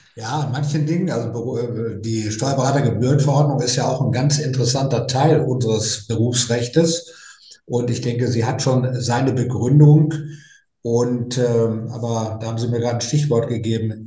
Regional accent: North Rhine-Westphalia, Germany; ich komme ja aus, aus Westfalen, Ostwestfalen

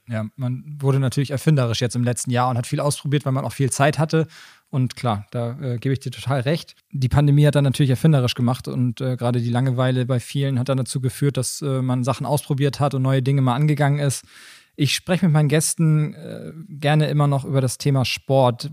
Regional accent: Schwarzenbek, Schleswig-Holstein, Germany; beide sind ja damit aufgewachsen hier in Schwarzenbeek

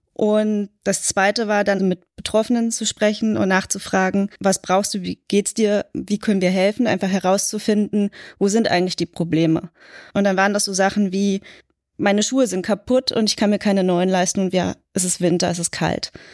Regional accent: Berlin, Germany; Ich bin in West-Berlin aufgewachsen

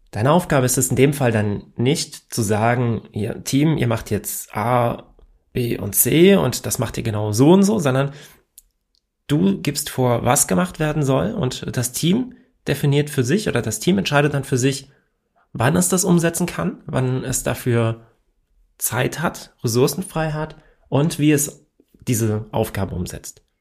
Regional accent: Hesse, Germany; accent: Hessian; ich komme aus Hessen und ja, wir haben hier manchmal eine etwas andere Sprachkultur und ich versuche ja normalerweise nicht im Dialekt zu reden

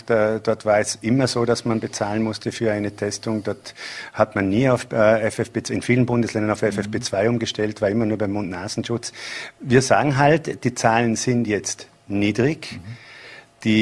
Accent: Bregenz, Vorarlberg, Austria; und als Bregenzer, wenn ich die Augen zumache

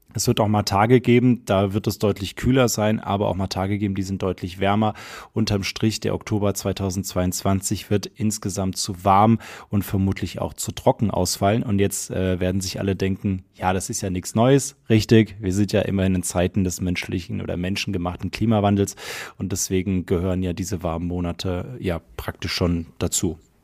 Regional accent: near Frankfurt, Hesse, Germany; now in Munich, Germany; ich komme ja gebürtig aus Hessen und zwar aus der Nähe von Frankfurt

